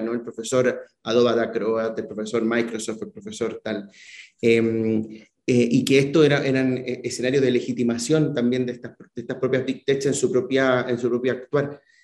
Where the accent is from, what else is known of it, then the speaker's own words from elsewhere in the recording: Chile; now in Spain; Yo como chileno